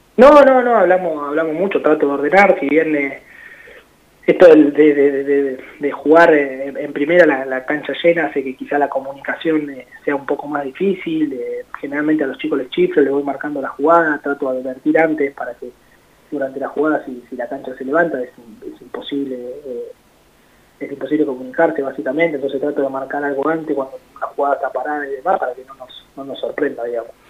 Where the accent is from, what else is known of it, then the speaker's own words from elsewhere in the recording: La Plata, Buenos Aires Province, Argentina; yo soy acá de La Plata